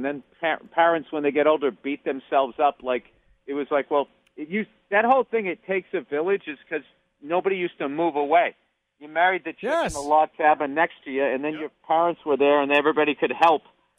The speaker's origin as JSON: {"language": "English", "region": "Massachusetts", "country": "United States", "said": "I'm from Massachusetts"}